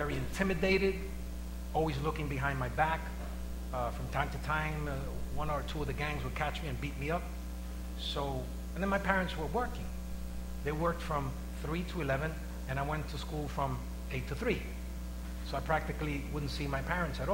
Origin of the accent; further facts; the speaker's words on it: New York City, New York, United States; I was raised in the West Harlem area.